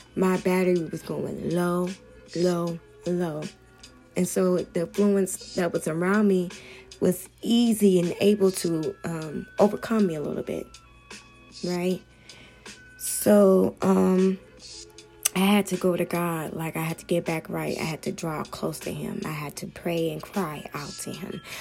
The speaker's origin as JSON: {"language": "English", "town": "Hemet", "region": "California", "country": "United States", "said": "I'm from Hemet, so we don't really see that much going on out here"}